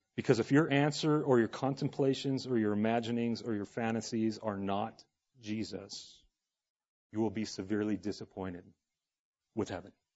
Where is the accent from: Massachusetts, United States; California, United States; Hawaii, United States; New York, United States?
California, United States; Los Angeles; I grew up in Los Angeles in the eighties